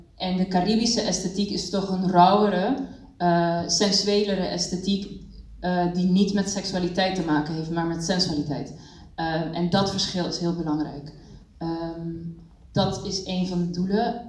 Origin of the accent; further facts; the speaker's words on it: Curaçao; moved away as an adult; also born or lived in Cuba; now in Netherlands; ik ben zelf geboren en getogen op Curaçao en kwam op mijn achttiende naar Nederland om dans te studeren.